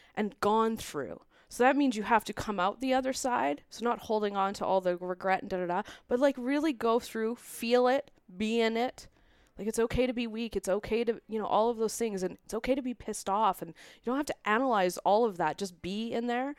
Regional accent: Vancouver, British Columbia, Canada; now in Calgary, Canada; I'm originally from Vancouver. We've been now in Calgary since twenty eleven

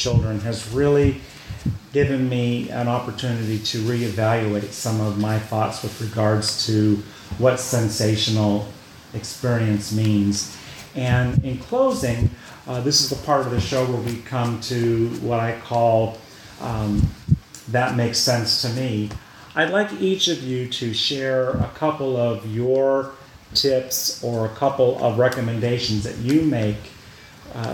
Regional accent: United States

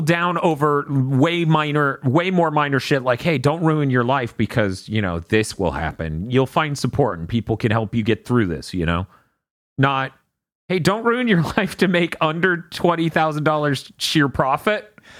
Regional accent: Niceville, Florida, United States; born or raised there

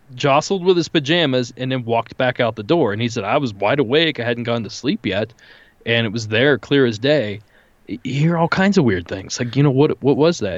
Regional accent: rural Ohio, United States; born or raised there

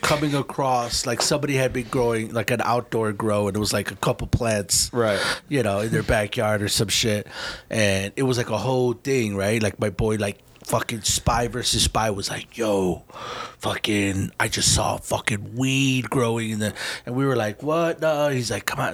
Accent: Chicago, Illinois, United States; moved away; growing up in Chicago is like. Um, it is the full big city

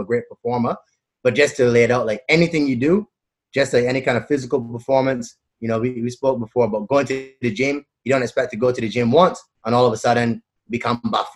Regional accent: Barbados; moved away as an adult; now in Australia; I grew up in the Caribbean in Barbados, did all my schooling and everything over there

